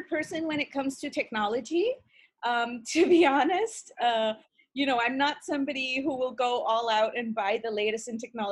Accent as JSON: {"language": "English", "country": "India", "tie": "born or raised there", "also_born_or_lived": "Russia / England", "moved": "as an adult", "lives_now": "Ontario, Canada", "said": "I was born and brought up in India"}